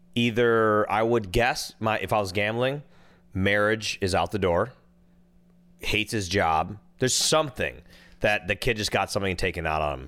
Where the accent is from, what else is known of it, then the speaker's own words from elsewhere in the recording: Minnesota, United States; now in California, United States; I'm from Minnesota.